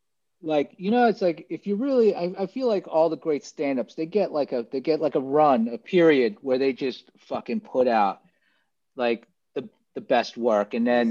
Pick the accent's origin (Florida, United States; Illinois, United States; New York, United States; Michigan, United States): New York, United States; New York City; moved away as an adult; now in Los Angeles, United States; I grew up on Staten Island.